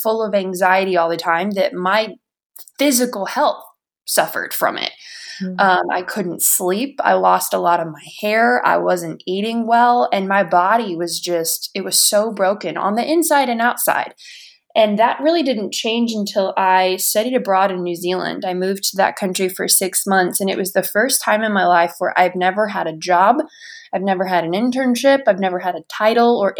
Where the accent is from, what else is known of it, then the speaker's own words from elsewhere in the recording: United States; moved away; from Washington